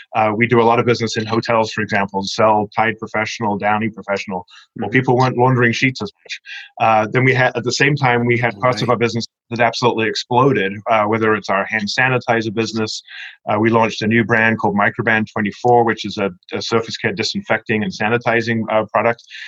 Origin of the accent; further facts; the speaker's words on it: England, United Kingdom; moved away; growing up in England, I was a Churchill fan